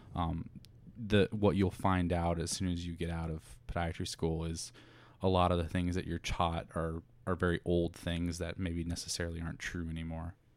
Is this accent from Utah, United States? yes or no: no; Indiana, United States; moved away as an adult; also born or lived in Chicago; now in Plantation, Florida, United States; born and raised in Indiana